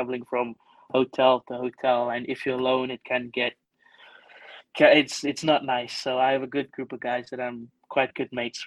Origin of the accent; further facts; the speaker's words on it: England, United Kingdom; moved away as an adult; also born or lived in Stellenbosch, South Africa / Aberdeen, Scotland; now in South Africa; growing up in England as a junior and amateur, I was always the only non-white player there